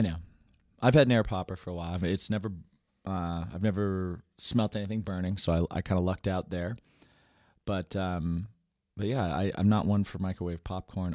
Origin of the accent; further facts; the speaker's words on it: West Lafayette, Indiana, United States; moved away; also born or lived in New York; I grew up in Indiana, West Lafayette, Indiana